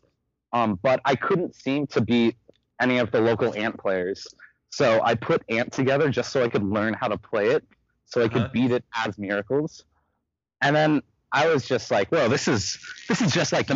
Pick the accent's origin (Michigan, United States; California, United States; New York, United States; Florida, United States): California, United States; Santa Rosa; I'm from North Bay. I'm from Santa Rosa. It's about an hour north of SF